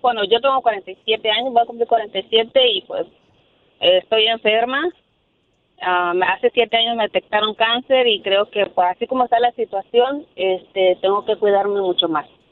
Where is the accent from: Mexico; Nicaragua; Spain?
Mexico; Matamoros, Tamaulipas; now in Brownsville, United States; soy de Brosville pero soy originaria de Matamoros, Tamaulipas